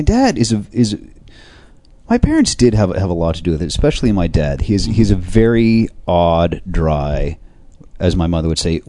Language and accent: English; Seattle, Washington, United States; And because I grew up in Seattle, which was very close to the Canadian border